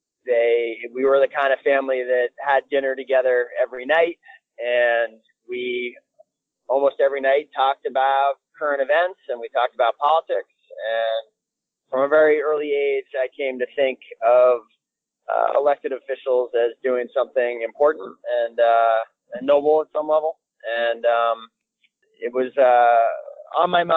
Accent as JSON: {"language": "English", "town": "Hartland", "region": "Vermont", "country": "United States", "tie": "born or raised there", "also_born_or_lived": "Brattleboro, Vermont", "said": "I was born and raised in Vermont"}